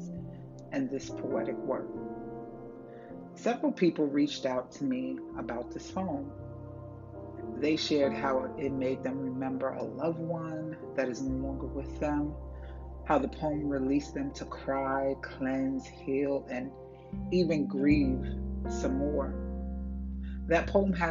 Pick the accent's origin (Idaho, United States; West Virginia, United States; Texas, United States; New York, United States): New York, United States; Uniondale; moved away; also born or lived in Chesapeake, Virginia; I grew up in Uniondale, New York, and all my friends were Caribbean or Hispanic